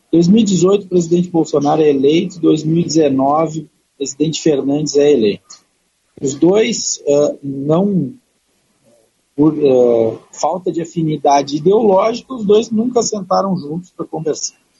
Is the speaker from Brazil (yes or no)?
yes; Brazil; enquanto brasileiros